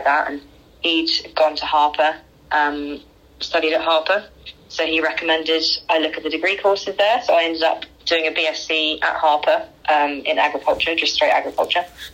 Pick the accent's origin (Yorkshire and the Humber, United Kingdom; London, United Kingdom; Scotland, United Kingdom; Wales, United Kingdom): London, United Kingdom; Croydon; I was born in London, Croydon, South London, and grew up in South London